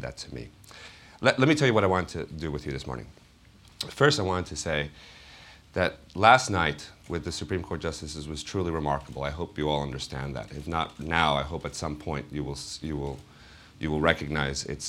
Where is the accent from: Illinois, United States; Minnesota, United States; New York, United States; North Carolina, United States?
New York, United States; New York City; the same neighborhood I grew up in the Bronx